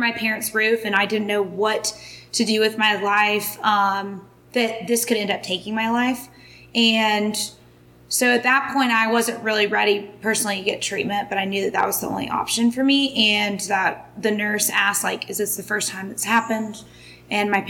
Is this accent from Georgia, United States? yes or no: yes; Atlanta, Georgia, United States; I am from Atlanta, Georgia